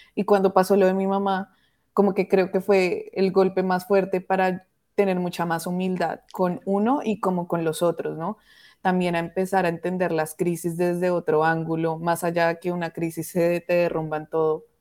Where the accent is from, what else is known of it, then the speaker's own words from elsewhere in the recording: Colombia; now in Toronto, Canada; yo vivo en Toronto, mi mamá pues vive en Colombia, entonces fue ir otra vez al lugar, a tu hogar donde naciste